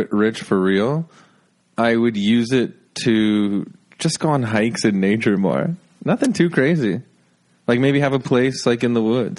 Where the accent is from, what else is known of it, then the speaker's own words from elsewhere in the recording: Toronto, Ontario, Canada; I was born in Toronto